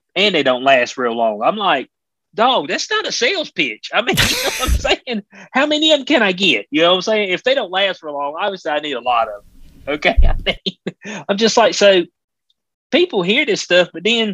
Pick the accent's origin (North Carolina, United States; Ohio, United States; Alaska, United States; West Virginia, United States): North Carolina, United States; in North Carolina, my home state